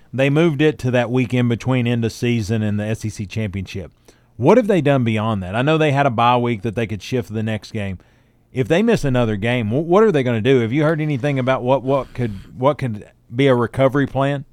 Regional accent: Newport, Tennessee, United States; my hometown? Yeah. Newport.

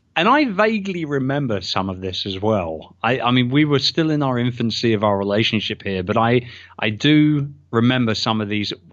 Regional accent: United Kingdom; I'm British

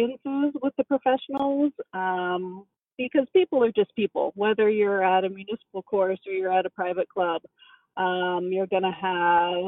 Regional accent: Cincinnati, Ohio, United States; moved away as an adult; now in Illinois, United States; I'm from Cincinnati, Ohio, and I really started as a kid. My family had moved from one side of town to another

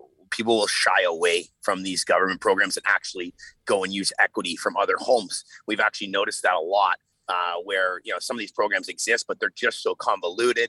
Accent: Canada; as a Canadian

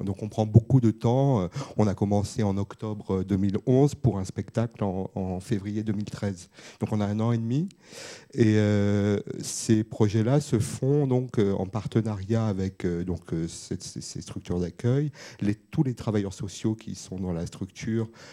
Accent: Bobigny, Île-de-France, France; je venais de Bobigny

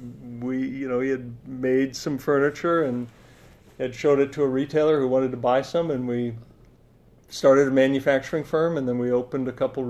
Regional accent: Milwaukee, Wisconsin, United States; also born or lived in Madison, Wisconsin / Utah; I'm a Wisconsin native. Yeah. I grew up in Madison and Milwaukee. It was in Madison 3rd through 5th grade, but you know, high school years in Milwaukee.

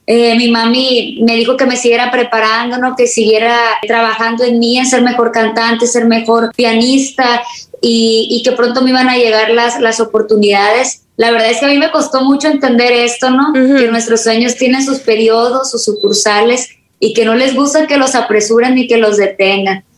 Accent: Culiacán, Sinaloa, Mexico; aquí en mi tierra, en Culiacán, Sinaloa

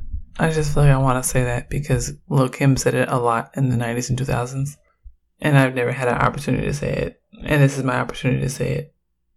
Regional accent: Oakland, California, United States; I'm from Oakland, and I'm a queer, Black feminist scholar.

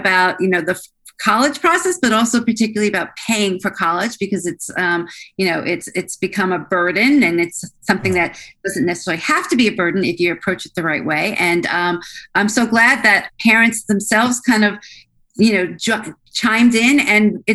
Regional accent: Philadelphia, Pennsylvania, United States; I'm actually from Philadelphia

